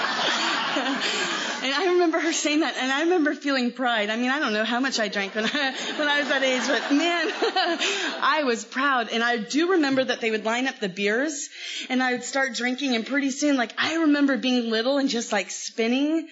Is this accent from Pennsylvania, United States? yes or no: no; Los Angeles, California, United States; I'm from L.A. I was born in Los Angeles